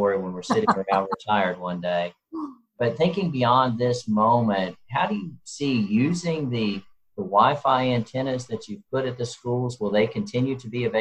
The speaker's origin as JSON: {"language": "English", "region": "the South", "country": "United States", "tie": "born or raised there", "said": "I grew up in the South"}